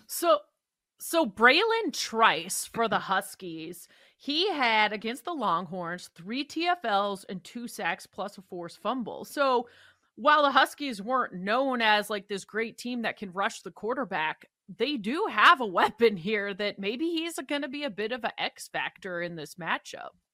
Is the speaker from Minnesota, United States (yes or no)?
no; Seattle, Washington, United States; growing up in the Seattle area